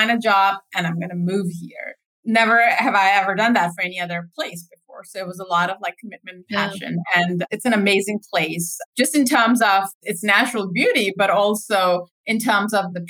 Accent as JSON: {"language": "English", "country": "Saudi Arabia", "tie": "born or raised there", "also_born_or_lived": "Pakistan", "moved": "yes", "said": "So I actually grew up in Saudi Arabia. I spent my early life there, after which I moved to Pakista"}